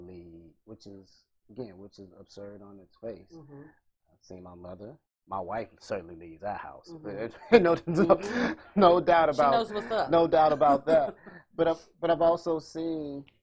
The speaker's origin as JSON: {"language": "English", "town": "Galveston", "region": "Texas", "country": "United States", "tie": "born or raised there", "also_born_or_lived": "Buffalo, New York / Austin, Texas / Washington, D.C.", "lives_now": "Texas City, United States", "said": "I grew up in Galveston in public housing by a single mother, my twin brother and I."}